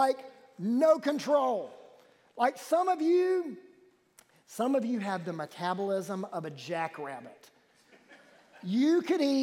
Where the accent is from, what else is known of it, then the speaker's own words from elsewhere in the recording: Wilmington, North Carolina, United States; I was born in New Hanover Hospital in Wilmington, North Carolina